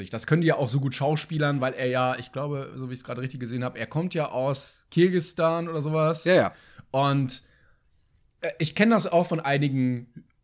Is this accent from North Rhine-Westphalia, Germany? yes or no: no; Bavaria, Germany; Nein, ich bin nicht, hör auf, ich bin Bayer, hast, alles gut, ich komme auch nicht aus Franken.